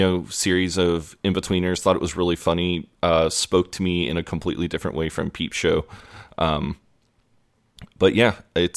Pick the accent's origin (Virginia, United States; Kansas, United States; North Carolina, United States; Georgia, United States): Kansas, United States; Kansas City; No, I am from Midwestern America, from a state called Kansas, in a town called Kansas City. It's right on the border of Missouri and Kansas.